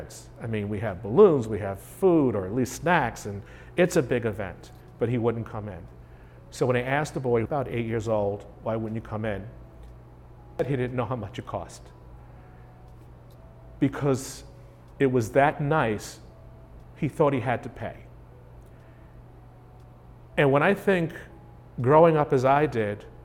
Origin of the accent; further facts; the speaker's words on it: New York, United States; moved away; I grew up in New York.